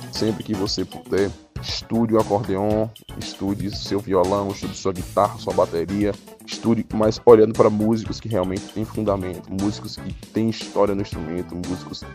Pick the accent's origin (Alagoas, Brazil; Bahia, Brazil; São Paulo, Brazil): Bahia, Brazil; Juazeiro; also born or lived in Rio de Janeiro; Eu sou um filho da terra, eu nasci aqui em Juazeiro